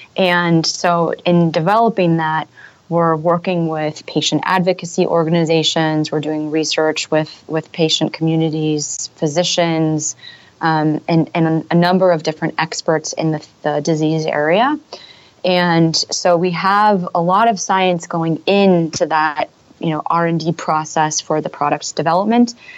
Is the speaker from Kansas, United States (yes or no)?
no; Silicon Valley, California, United States; moved away as an adult; also born or lived in San Francisco / Europe; I grew up in Silicon Valley.